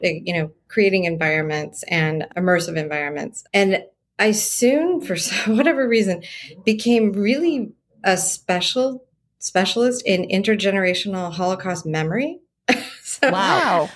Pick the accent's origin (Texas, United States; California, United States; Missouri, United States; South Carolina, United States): California, United States; San Diego; Born and raised in San Diego